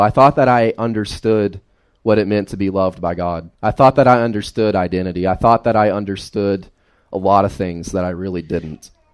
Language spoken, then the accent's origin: English; Carroll County, Fancy Gap, Grayson, Galax, Virginia, United States; I grew up in Carroll County, Fancy Gap, Grayson, Galax, uh, all over this general area, right? Uh, never left this general area.